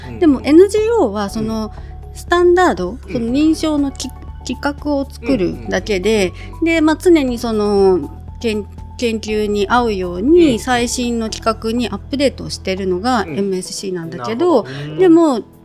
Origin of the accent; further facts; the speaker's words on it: Akita, Japan; now in Ishigaki, Japan; 私が秋田出身